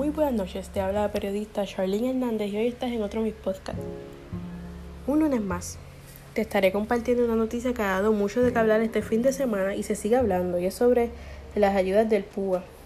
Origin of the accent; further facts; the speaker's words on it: Puerto Rico; nosotros como puertorriqueños